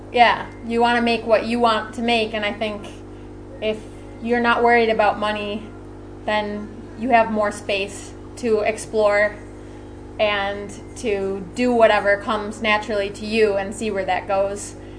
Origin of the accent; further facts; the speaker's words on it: Rochester, New York, United States; I come from Rochester New York